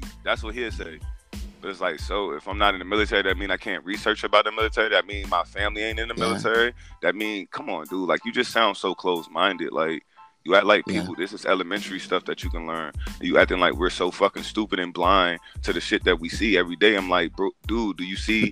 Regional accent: Wilmington, Delaware, United States; now in South Carolina, United States; I was born in Wilmington, Delaware, North Philadelphia area. I was raised up there half of my life. And I just chose to move to South Carolina

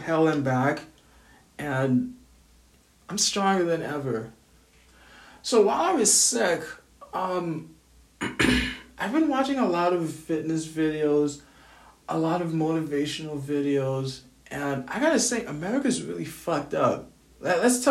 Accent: Grenada; now in United States; I'm from Grenada.

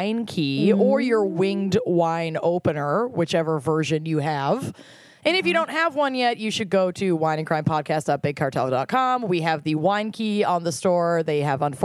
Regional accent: Connecticut, United States; I'm from Connecticut

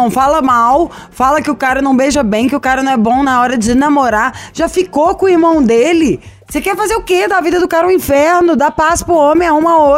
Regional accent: Belo Horizonte, Minas Gerais, Brazil; e olha que também sou Belo Horizontina.

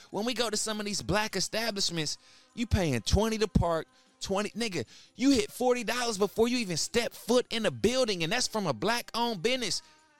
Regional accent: Charleston, West Virginia, United States; I remember I grew up in Charleston, West Virginia, man.

